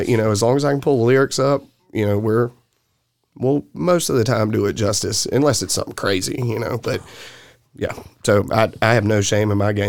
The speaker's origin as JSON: {"language": "English", "region": "the South", "country": "United States", "accent": "Southern", "said": "And so people would kind of laugh at my southern accent."}